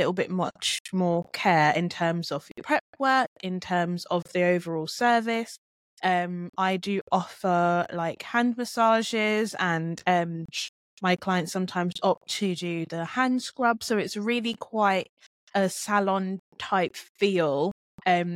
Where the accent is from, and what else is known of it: Luton, East of England, United Kingdom; born or raised there; accent: British; also born or lived in Jamaica